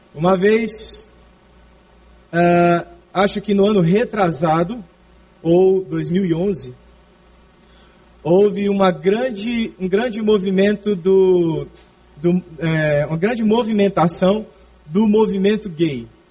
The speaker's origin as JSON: {"language": "Portuguese", "country": "Brazil", "said": "no nosso país"}